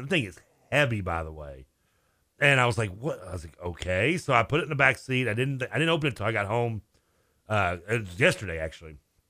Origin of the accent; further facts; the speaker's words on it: Ireland; You know we're Irish, right?